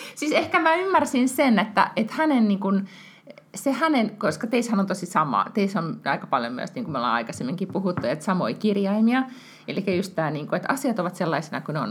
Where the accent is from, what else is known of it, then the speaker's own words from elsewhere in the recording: Finland; moved away as an adult; now in Sweden; mä oon Suomesta, muutin tänne silloin, kun Walter oli, eh, niin kuin, eh, tai et, eh, olin raskaana